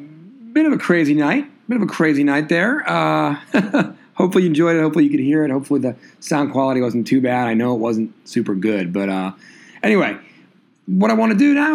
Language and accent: English; Walpole, Massachusetts, United States; moved away; my hometown of Walpole, Mass.